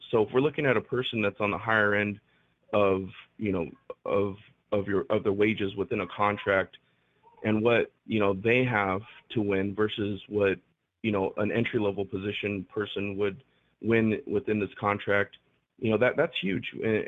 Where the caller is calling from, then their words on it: California, United States; from Southern California. How y'all doing?